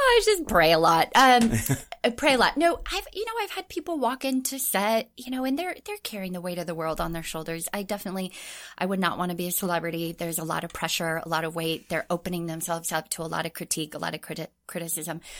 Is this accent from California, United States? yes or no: yes; Orange County, California, United States; moved away as an adult; also born or lived in Anaheim, California / Tokyo, Japan / Hawaii; I grew up in Orange County